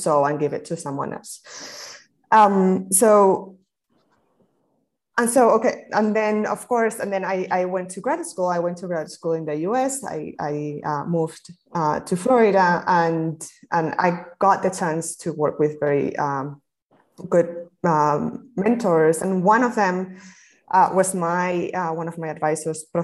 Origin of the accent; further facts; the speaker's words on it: Spain; moved away; I come from Spain. I'm a Spaniard, and my family, I was born in the 80s. So my family is a Spanish family living in this transition to democracy